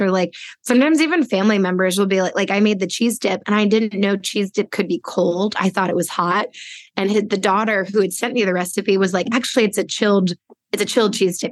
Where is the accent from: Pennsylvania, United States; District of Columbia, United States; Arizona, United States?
District of Columbia, United States; Washington; I grew up in Washington D.C.